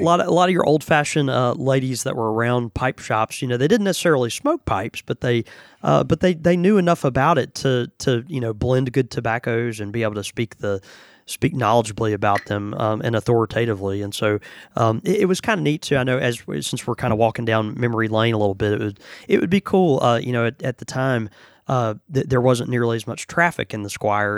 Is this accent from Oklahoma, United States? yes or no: no; Houston, Texas, United States; moved away; I was born in Houston, you know, and, and I still have family all over East to Texas